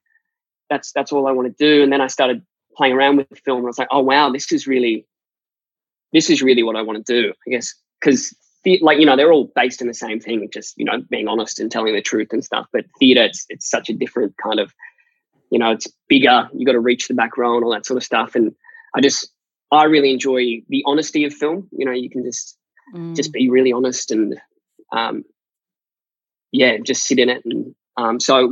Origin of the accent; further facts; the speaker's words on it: Australia; being Australian.